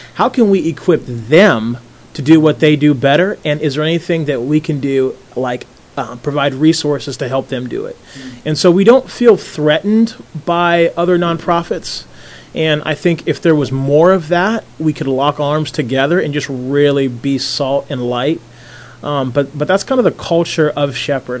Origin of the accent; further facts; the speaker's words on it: Philadelphia, Pennsylvania, United States; also born or lived in Toronto, Ontario; now in Indianapolis, United States; I was born in Philadelphia, Pennsylvania